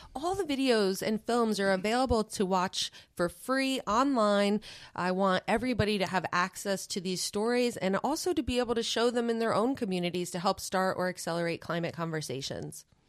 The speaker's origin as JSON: {"language": "English", "region": "New York", "country": "United States", "moved": "yes", "said": "I am from New York originally"}